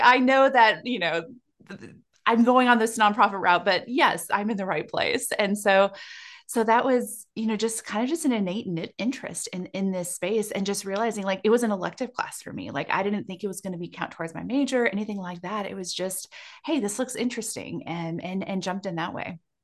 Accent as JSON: {"language": "English", "region": "South Dakota", "country": "United States", "tie": "born or raised there", "said": "growing up in South Dakota where I grew up"}